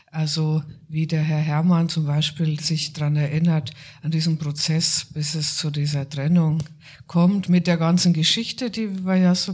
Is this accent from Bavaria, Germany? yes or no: yes; near Furth im Wald, Bavarian Forest, Germany; ich bin in Bayern aufgewachsen, im Bayerischen Wald, in der Nähe von Furt im Wald